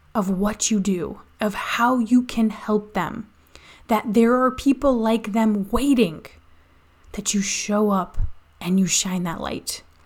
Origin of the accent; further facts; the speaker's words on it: Indiana, United States; I'm from Indiana.